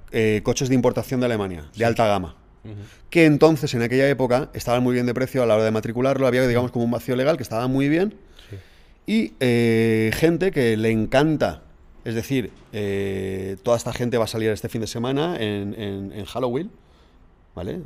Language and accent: Spanish; Alzira, Valencian Community, Spain; Soy de Alcira. A mucha honra.